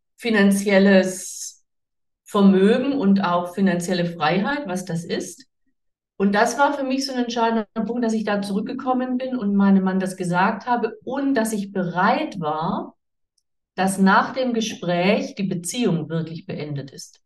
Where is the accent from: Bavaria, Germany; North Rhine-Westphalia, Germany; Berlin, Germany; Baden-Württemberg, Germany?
Baden-Württemberg, Germany; Swabia; ich komme aus dem Schwabenland, ich komme aus dem pietistisch geprägten Umfeld